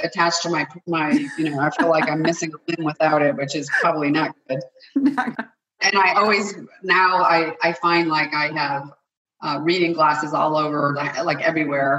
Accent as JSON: {"language": "English", "region": "New England", "country": "United States", "tie": "born or raised there", "said": "I'm born and raised in New England"}